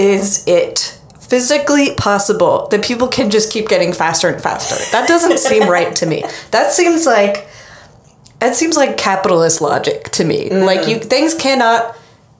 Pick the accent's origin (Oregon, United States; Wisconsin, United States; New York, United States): Oregon, United States; I'm from Oregon. I went to University of Oregon